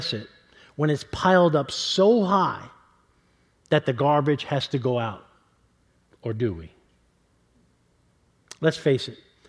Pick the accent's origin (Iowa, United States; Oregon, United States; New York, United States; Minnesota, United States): New York, United States; New York City; also born or lived in Kentucky / Colorado / Illinois; now in California, United States; I grew up on the fourth floor of an apartment building in New York City on 114th Street in East Harlem in New York City.